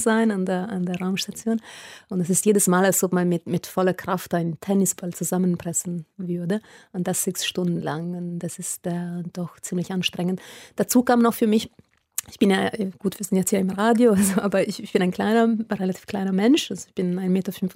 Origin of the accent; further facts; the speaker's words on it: Italy; German is a second language; moved away as an adult; also born or lived in Munich, Germany; als Italienerin nach Deutschland gekommen zu studieren